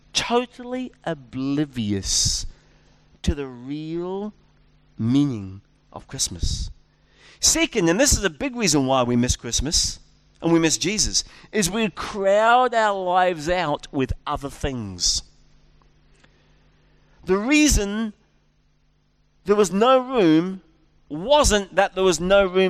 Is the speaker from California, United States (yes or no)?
yes; California, United States; my home state of California